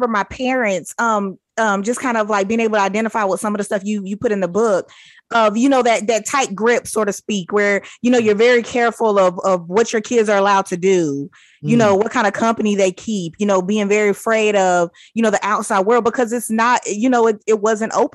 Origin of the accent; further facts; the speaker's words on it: United States; growing up in America